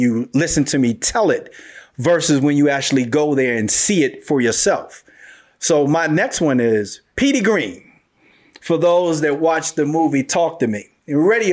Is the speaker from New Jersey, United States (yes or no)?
no; Washington, District of Columbia, United States; Growing up in Washington, D.C., some people like to refer to as the Chocolate City